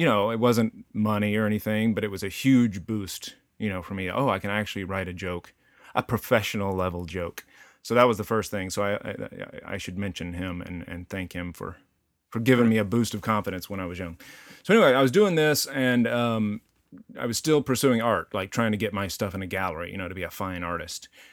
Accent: Denton, Texas, United States; moved away; also born or lived in Boston; I grew up in Texas out, it was fairly rural, uh, Denton, Texas, in the s, in the country outside of Denton, Texas

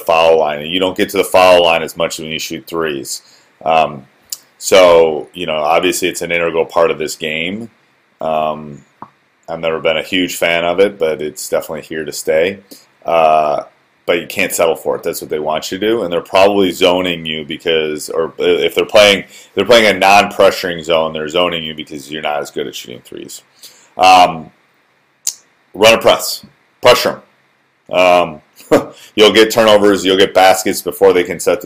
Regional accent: Wisconsin, United States; I grew up in Wisconsin.

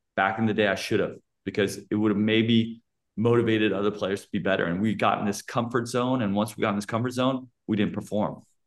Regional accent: California, United States; moved away as an adult; now in Germany; I come from California

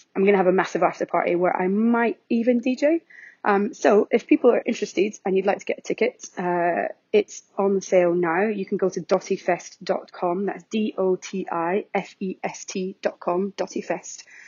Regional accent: Scotland, United Kingdom; accent: very Scottish; my very Scottish accent

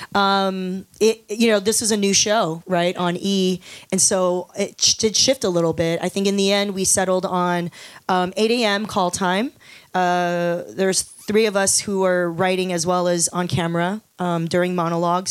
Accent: Los Angeles, California, United States; also born or lived in Taiwan; I moved to Los Angeles when I was five

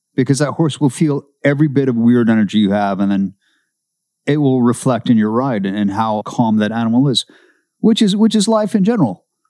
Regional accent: Seattle, Washington, United States; moved away; I grew up in Seattle

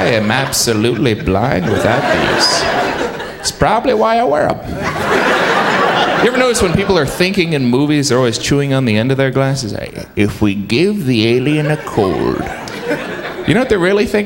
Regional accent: Indiana, United States; moved away as an adult; now in New York, United States; I have lived here 10 years. I am originally from Indiana

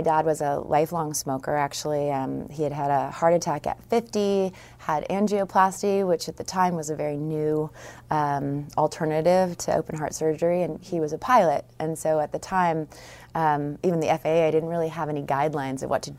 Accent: California, United States; I'm from Northern California in the East Bay area of San Francisco.

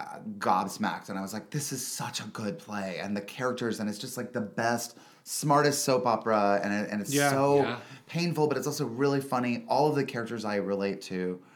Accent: North Carolina, United States; North Carolina, outside of Charlotte.

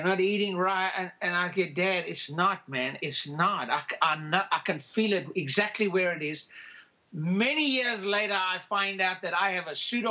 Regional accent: Cape Town, Western Cape, South Africa; moved away; I was raised in Cape Town, South Africa

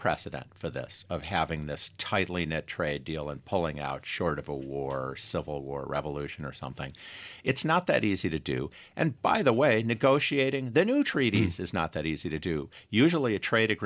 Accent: Rochester, New York, United States; moved away; I grew up in Rochester like you, Tom

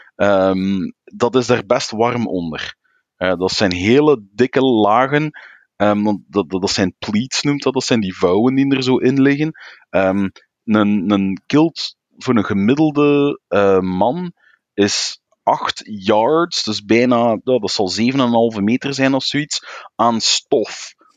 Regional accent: Flanders, Belgium; Als Vlaming

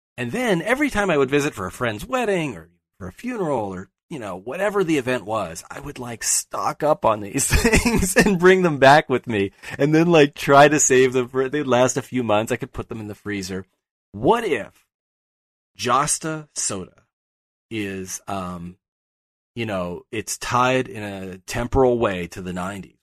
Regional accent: Pittsburgh, Pennsylvania, United States; moved away; I'm from Pittsburgh.

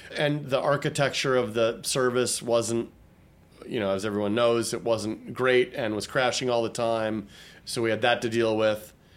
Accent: Troy, Michigan, United States; moved away; I was born and raised outside of Detroit in a little, well, not so little town called Troy, Michigan

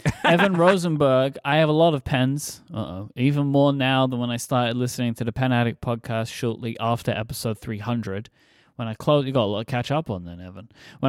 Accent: Red Deer, Alberta, Canada; Moreover, I found it at this magical place I never even knew existed in my hometown, something called an independently owned stationery store. The now long departed Williams Stationery in Red Deer, Alberta, Canada.

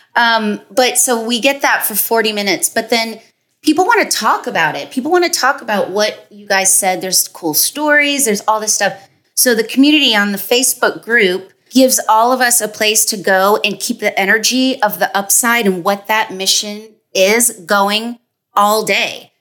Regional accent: Toronto, Ontario, Canada; moved away

